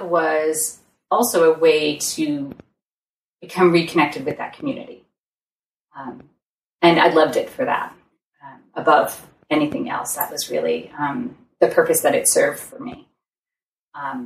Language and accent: English; Massachusetts, United States; moved away; also born or lived in Seattle; I was moving back to my hometown.